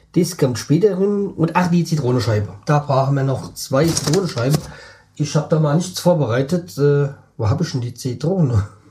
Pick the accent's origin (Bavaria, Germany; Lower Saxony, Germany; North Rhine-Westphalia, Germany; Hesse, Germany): Hesse, Germany; für mich, so als Hesse